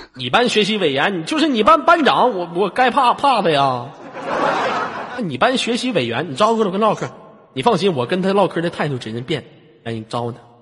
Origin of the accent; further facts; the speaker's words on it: Inner Mongolia, China; 我家是非常美丽的内蒙古大草原